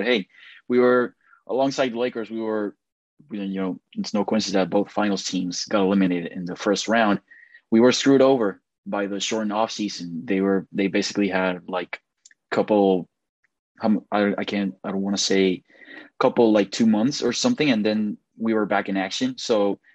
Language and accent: English; Puerto Rico; I'm from Puerto Rico, so the Miami Heat are the team of closest proximity to my home country